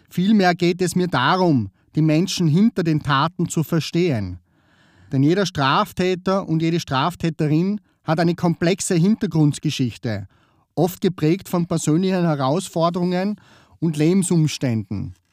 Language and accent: German; Vorarlberg, Austria; now in Vienna, Austria; Ursprünglich komme ich aus Vorarlberg. Falls du dich fragst, weil er dialektisch spricht. Die Vorarlberger würden aber sagen, naja, der redet nur mehr so im Dialekt. Das ist geschuldet auf der Tatsache, dass ich schon 13 Jahre in Wien wohne.